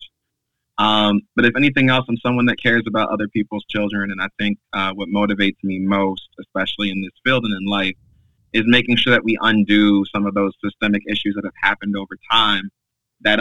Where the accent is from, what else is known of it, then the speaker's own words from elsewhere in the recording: Long Island, New York, United States; now in New York City, United States; I grew up on Long Island for the majority of the second half of my formative years